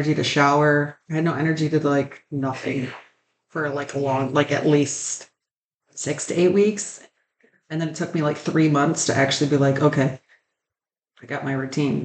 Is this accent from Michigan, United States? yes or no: yes; Michigan, United States; we're from Michigan